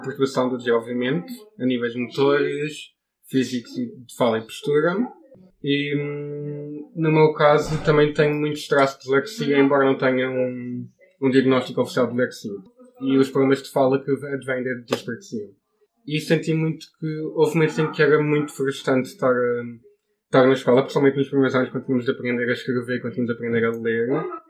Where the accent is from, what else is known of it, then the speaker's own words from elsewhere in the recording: Portimão, Algarve, Portugal; tenho 23 anos, eu venho de Portimão